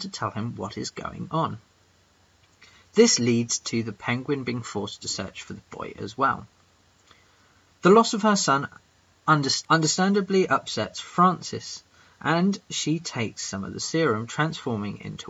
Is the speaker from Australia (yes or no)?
no; England, United Kingdom; I'm that English guy